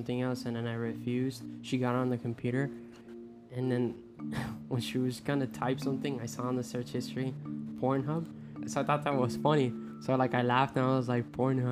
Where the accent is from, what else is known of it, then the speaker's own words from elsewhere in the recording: Puerto Rico; English is a second language; moved away; when I came from Puerto Rico.